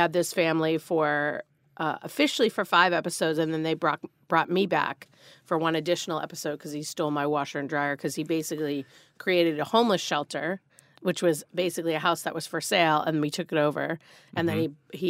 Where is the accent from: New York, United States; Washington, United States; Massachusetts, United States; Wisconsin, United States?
Massachusetts, United States; Marblehead; I grew up 20 minutes north of Boston.